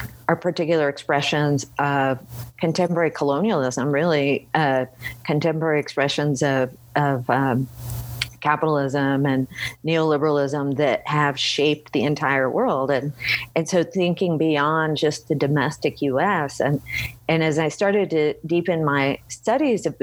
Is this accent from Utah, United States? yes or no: no; Bay Area, California, United States; now in Boulder, United States; I grew up in the Bay Area